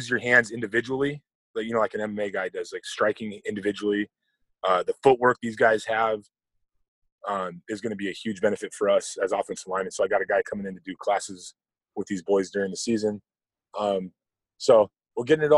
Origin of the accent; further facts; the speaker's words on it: Whittier, California, United States; also born or lived in Oregon; I grew up in Whittier, California. That's down in Southern Cal.